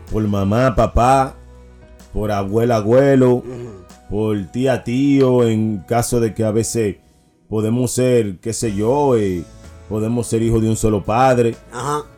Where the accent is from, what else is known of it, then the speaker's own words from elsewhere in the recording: Dominican Republic; como dominicano que soy